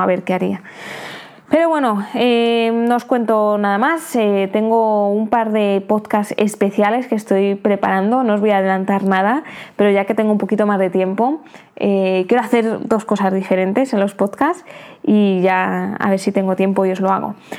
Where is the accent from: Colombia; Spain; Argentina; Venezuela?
Spain; also born or lived in United Kingdom; now in Thailand; siendo española, pues será mucho más sencillo entrar a mi país, aunque sea a España